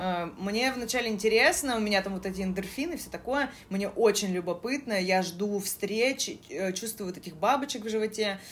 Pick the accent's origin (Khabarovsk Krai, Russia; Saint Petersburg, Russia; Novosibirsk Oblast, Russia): Saint Petersburg, Russia; Я была из Питера